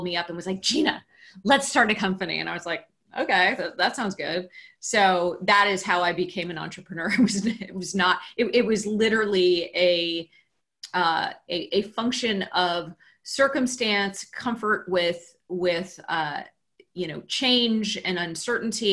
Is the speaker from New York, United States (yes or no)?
no; Cupertino, California, United States; also born or lived in Palo Alto, California; I grew up in Cupertino, California, where Apple is headquartered